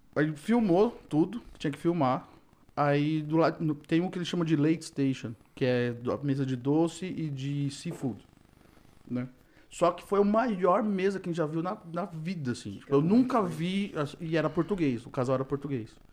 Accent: Brazil; moved away; eu sou brasileiro também

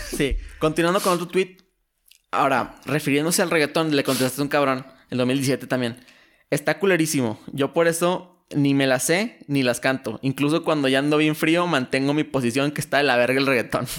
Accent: Torreón, Coahuila, Mexico; also born or lived in United States; somos de Torreón

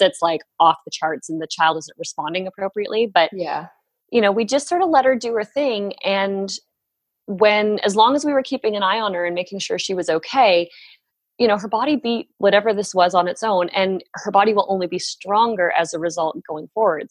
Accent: Barrie, Ontario, Canada; moved away as an adult; also born or lived in New York; we moved back up here and have been living in my hometown for the last. Tw- oh gosh, it's 12 years now

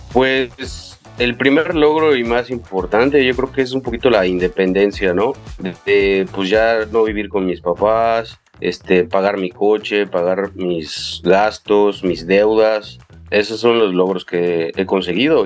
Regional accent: Mérida, Yucatán, Mexico; also born or lived in Mexico City; yo nací en la Ciudad de México, pero a los ocho años mi familia se vino a vivir aquí a Mérida, Yucatán, y pues soy aquí yucateco desde entonces

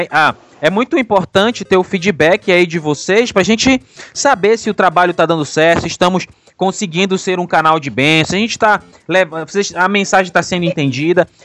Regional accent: Pará, Brazil; Só para confirmar, somos do Pará, tá? E aqui não tem jacaré, aqui não tem índio na rua com arco e flecha.

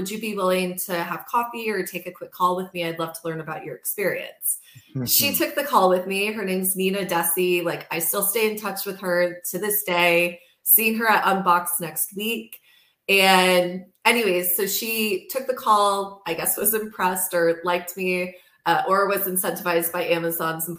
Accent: Midwest, United States; moved away as an adult; also born or lived in New York City; growing up in the Midwest

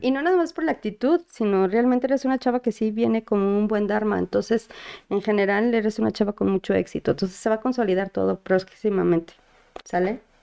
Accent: Mexico; todos como mexicanos

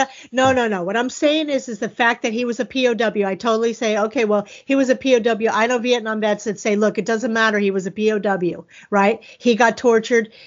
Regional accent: Florida, United States; I'm from Florida

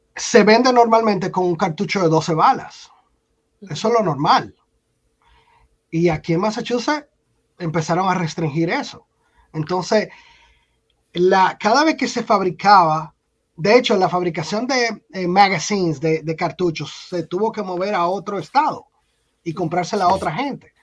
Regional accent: Dominican Republic; moved away as an adult; now in United States; yo había trabajado en mi país, en República Dominicana

